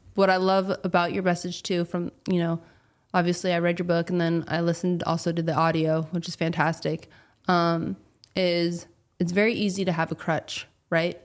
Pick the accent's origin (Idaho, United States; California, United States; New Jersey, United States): California, United States; I'm a girl from California